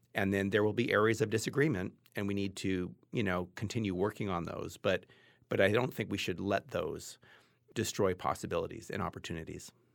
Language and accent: English; Los Angeles, California, United States; I grew up in Los Angeles in a middle class white house with a lot of privilege